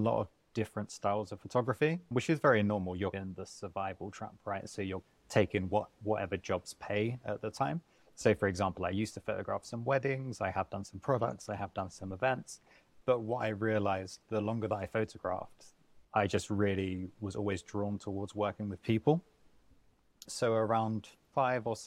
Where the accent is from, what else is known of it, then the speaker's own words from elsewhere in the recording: London, United Kingdom; moved away as an adult; now in Barcelona, Spain; I'm from London. I moved to Barcelona 12 years ago.